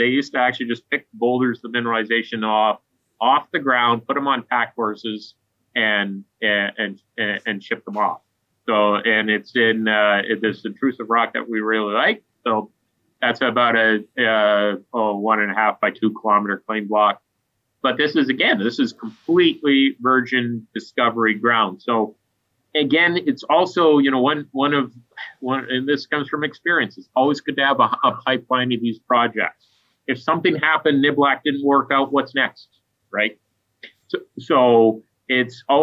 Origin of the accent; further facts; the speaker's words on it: Stewart, British Columbia, Canada; I grew up in the Golden Triangle in the mining town of Stewart, right next to Hydro, Alaska